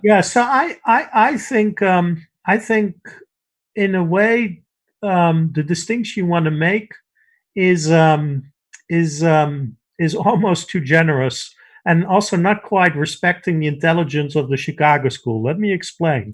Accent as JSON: {"language": "English", "country": "Netherlands", "tie": "born or raised there", "moved": "yes", "said": "I grew up in the Netherlands where we have a relatively uncorrupt civil service"}